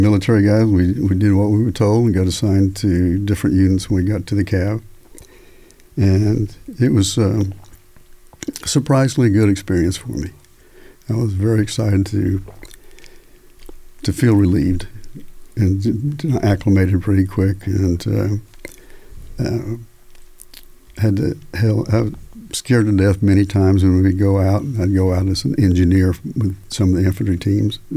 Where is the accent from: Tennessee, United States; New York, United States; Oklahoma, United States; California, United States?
Oklahoma, United States; Tulsa; also born or lived in Texas Panhandle; I grew up in Tulsa, Oklahoma, basically, and a little bit in the panhandle of Texas before